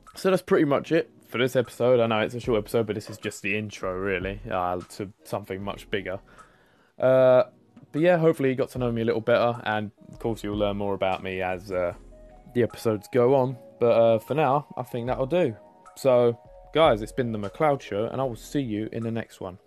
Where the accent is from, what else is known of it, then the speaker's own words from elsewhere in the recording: London, United Kingdom; accent: London; I'm from London. Uh, as you can tell from my voice, hopefully I've got the London accent. I've lived here m-, my whole life.